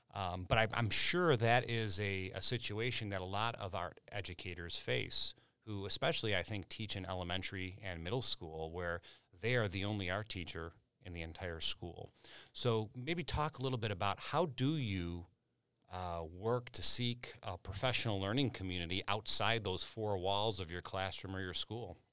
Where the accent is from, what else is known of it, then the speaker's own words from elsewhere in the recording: Chicago, Illinois, United States; growing up in Chicago